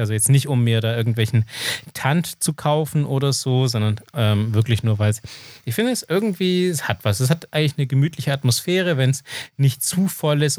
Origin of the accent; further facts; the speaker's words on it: Austria; accent: klassischer österreichischer Akzent (Austrian); meinen klassischen österreichischen Akzent